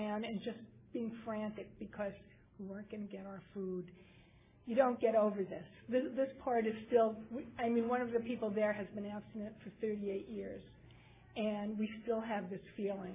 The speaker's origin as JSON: {"language": "English", "town": "New York City", "region": "New York", "country": "United States", "tie": "born or raised there", "said": "I grew up in Manhattan"}